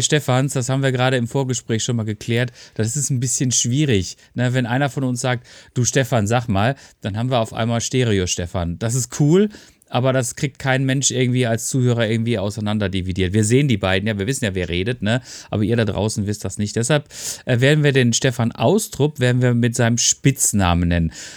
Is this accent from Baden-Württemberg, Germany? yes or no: yes; Freiburg, Baden-Württemberg, Germany; ich bin ja auch Freiburger